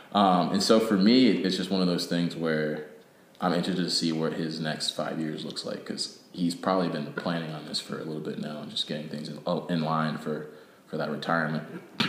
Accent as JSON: {"language": "English", "town": "Canton", "region": "Ohio", "country": "United States", "tie": "born or raised there", "also_born_or_lived": "Cleveland", "said": "I grew up in Canton."}